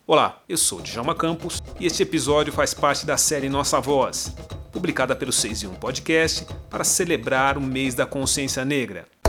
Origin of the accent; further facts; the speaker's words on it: New York, United States; moved away as an adult; also born or lived in São Paulo, Brazil; now in Orlando, United States; eu fui criado meio a meio, né? Mais em Nova York, né? Que nós saímos de São Paulo. Fomos morar em Nova York.